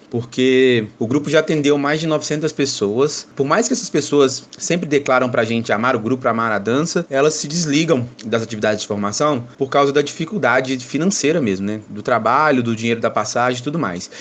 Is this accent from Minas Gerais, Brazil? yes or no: yes; Belo Horizonte, Minas Gerais, Brazil; sou daqui da cidade de Belo Horizonte